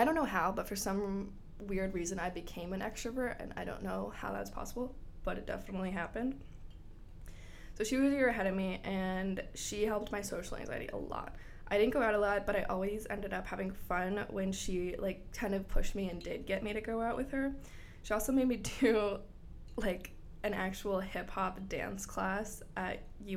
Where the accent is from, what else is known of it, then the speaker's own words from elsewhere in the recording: Bradenton, Florida, United States; moved away as an adult; also born or lived in Gainesville, Florida; I went to Braden River High School in Bradenton